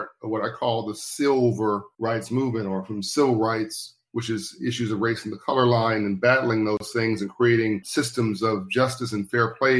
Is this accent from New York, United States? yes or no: no; Compton, California, United States; also born or lived in South Central Los Angeles; I grew up in Compton, California, and then later in South Central Los Angeles